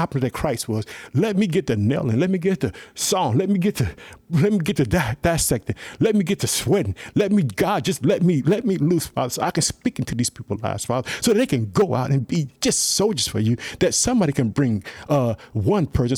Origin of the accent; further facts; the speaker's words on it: Chicago, Illinois, United States; my hometown city, Chicago